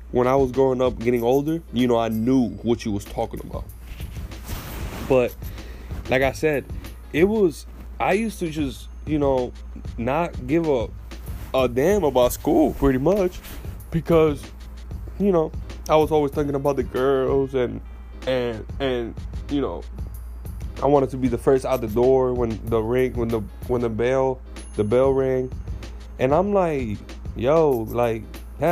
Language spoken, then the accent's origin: English; Puerto Rico; talking about growing up in Puerto Rico